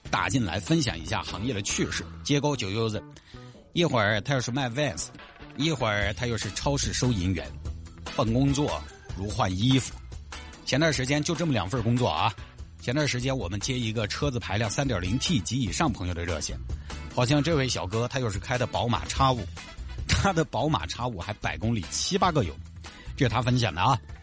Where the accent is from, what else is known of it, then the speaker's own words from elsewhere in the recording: Huayang, Sichuan, China; 我就花样当地嘞